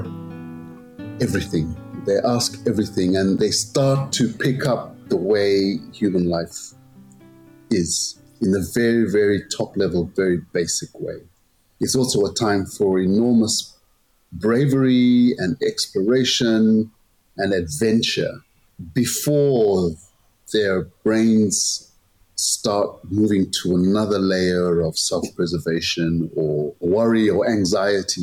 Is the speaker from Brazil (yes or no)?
no; Zimbabwe; now in London, United Kingdom; I'm originally from Zimbabwe, but I'm based in London